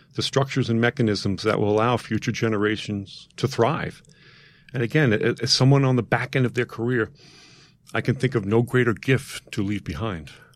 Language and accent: English; New York City, New York, United States; I grew up in Queens, uh, within the confines of, uh, Saint Teresa's Parish.